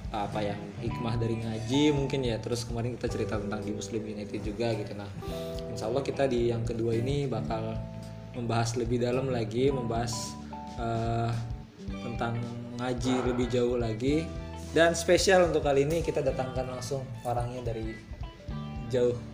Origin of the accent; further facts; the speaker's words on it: Betawi, Jakarta, Indonesia; Tapi lahirnya di Betawi.